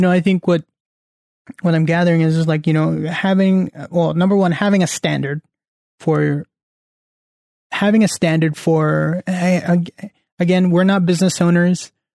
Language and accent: English; Central Valley, California, United States; moved away; back at home or back in the Central Valley